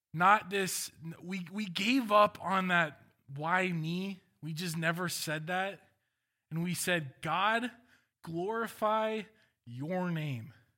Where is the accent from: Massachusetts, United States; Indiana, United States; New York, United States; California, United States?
California, United States; Walnut Creek; I was born in Walnut Creek